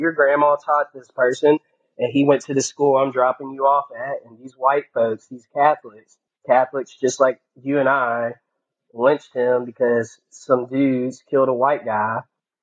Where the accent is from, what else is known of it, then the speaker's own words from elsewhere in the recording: Mobile, Alabama, United States; I'm from fucking Mobile, Alabama.